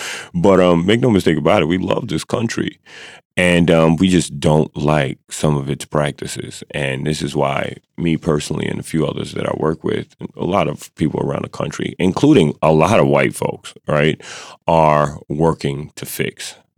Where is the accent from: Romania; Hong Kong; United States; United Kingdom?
United States; So when I said I'm an American and people cheered, it was like, yes.